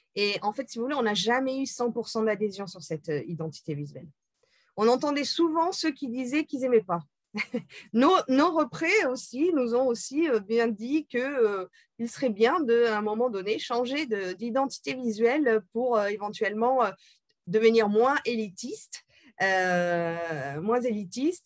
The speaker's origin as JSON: {"language": "French", "town": "Bordeaux", "region": "Nouvelle-Aquitaine", "country": "France", "moved": "as an adult", "lives_now": "Paris, France", "said": "je viens de Bordeaux"}